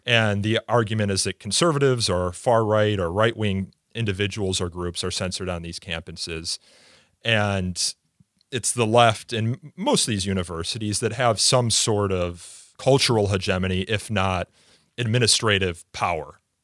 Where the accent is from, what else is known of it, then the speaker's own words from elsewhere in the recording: Midwest, United States; I'm from the Midwest here in the United States